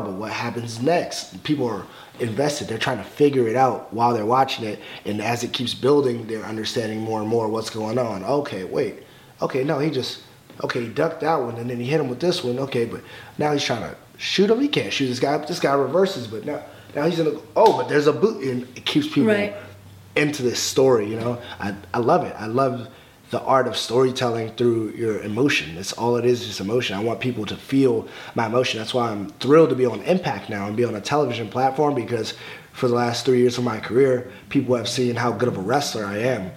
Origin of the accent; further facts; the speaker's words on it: Alexandria, Virginia, United States; growing up in Alexandria, Virginia, not a lot of people were watching wrestling